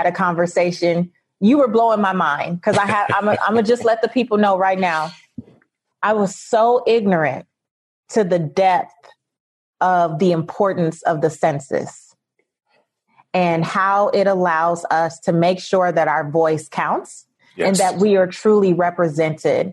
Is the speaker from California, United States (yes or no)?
yes; Los Angeles, California, United States; We both from LA, you know, LA. So I grew up in Leimert Park